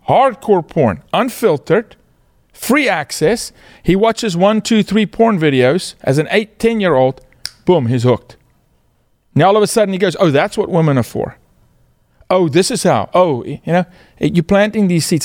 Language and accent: English; South Africa; moved away as an adult; now in United States; born and raised in South Africa, was blessed to play professional sports